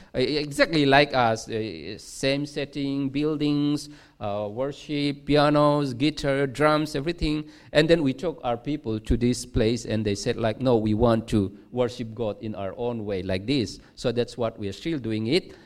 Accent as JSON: {"language": "English", "region": "Mizoram", "country": "India", "also_born_or_lived": "Nan, Thailand", "moved": "as an adult", "lives_now": "Chiang Rai, Thailand", "said": "we are from Mizoram, uh, which is one of the state in India, in the northeast part of India"}